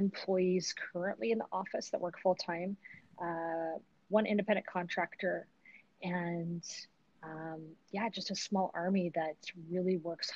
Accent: Utah, United States; growing up in Utah, it was a very different place than where it was today.

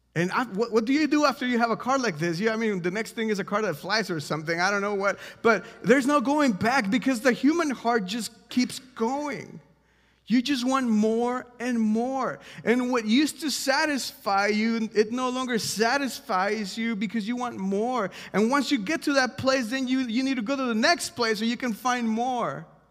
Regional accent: Mexico; now in Washington, D.C., United States; I'm from Mexico, if you don't know this, and, um, before I moved to America

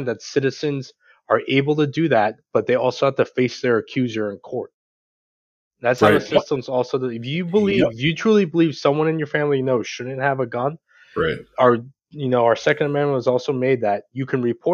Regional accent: New York, United States; also born or lived in Georgia; now in Maryland, United States; my home state of New York

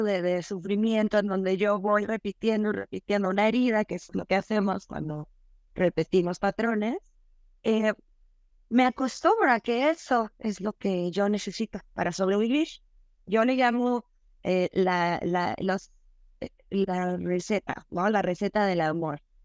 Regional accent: Veracruz, Mexico; soy mexicana, nací en Veracruz.

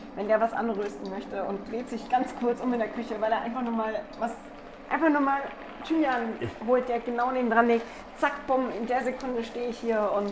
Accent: Black Forest, Baden-Württemberg, Germany; now in Munich, Germany; ich komme ja aus dem Schwarzwald ursprünglich

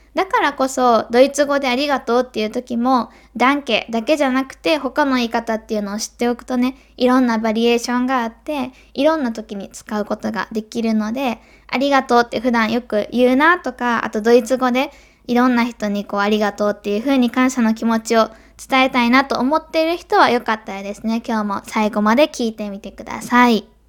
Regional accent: Kansai, Japan; accent: Kansai dialect; 多分関西弁なので

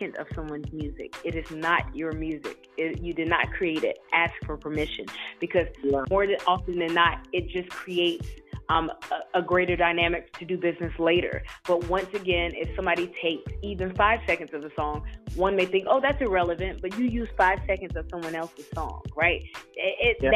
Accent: North Carolina, United States; moved away; I'm from North Carolina originally

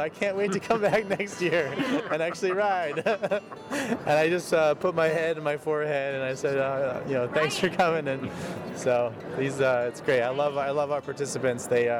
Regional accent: Burlington, Vermont, United States; I'm from Burlington, Vermont.

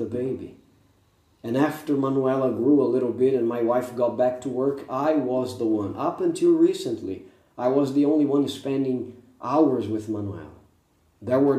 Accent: Brazil; first language Portuguese; English is a second language; I'm Brazilian, but I live English 24 hours a day

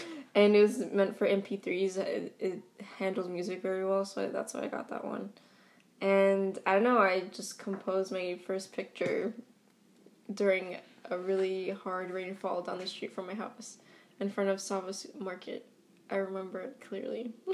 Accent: Boston, Massachusetts, United States; born and raised in Eastie, uh, meaning that I grew up, you know, in a Hispanic, Latino, Latinx um, majority neighborhood

